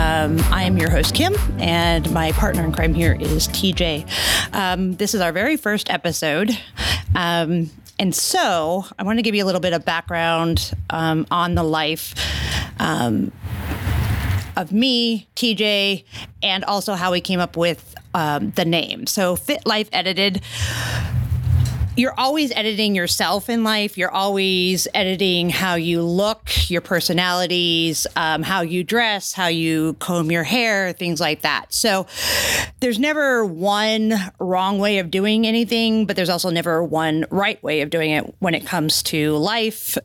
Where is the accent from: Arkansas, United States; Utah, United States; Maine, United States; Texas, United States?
Maine, United States; moved away; we're both Yankees, so we're from New England. I'm from Maine originally